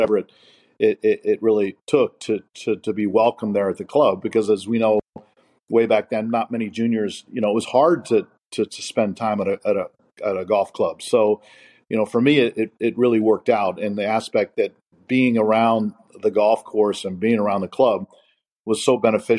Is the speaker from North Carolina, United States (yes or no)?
yes; Goldsboro, North Carolina, United States; born there; also born or lived in Ohio / Birmingham, Michigan / Long Island, New York / Dallas, Texas; I was born in Goldsboro. I went from there to Marriott, Ohio, next to Birmingham, Michigan, next to Long Island, New York, next to Dallas, Texas, next to Tustin, California, off to Wheaton, Illinois, and then back to Mission Viejo, California in 1969